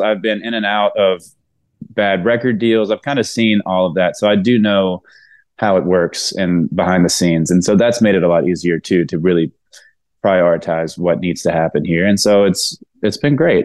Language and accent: English; Mississippi, United States; moved away as an adult; now in Nashville, United States; I'm from Mississippi, so it kind of rolls off the tongue a little bit